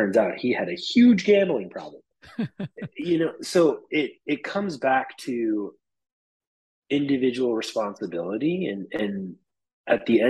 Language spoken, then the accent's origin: English; New York, United States; I'm a New Yorker through and through